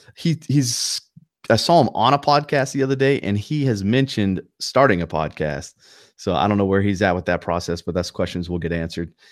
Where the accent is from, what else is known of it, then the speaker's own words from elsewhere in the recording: North Carolina, United States; accent: Southern twang; I'm from North Carolina and I have maybe a little Southern twang here and there